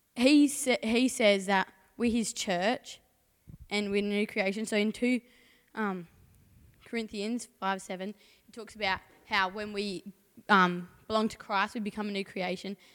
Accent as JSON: {"language": "English", "town": "Port Lincoln", "region": "South Australia", "country": "Australia", "also_born_or_lived": "Mount Barker", "said": "from Port Lincoln. Born in Mount Barker."}